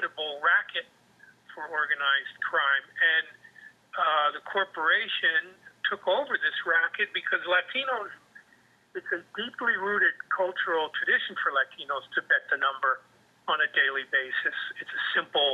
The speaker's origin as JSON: {"language": "English", "country": "United States", "tie": "born or raised there", "said": "the cultural legacy that I grew up with in the United States"}